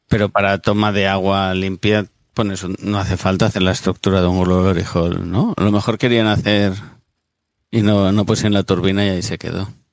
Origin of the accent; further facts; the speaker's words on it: Catalonia, Spain; Yo soy catalán y a mí me han educado en Cataluña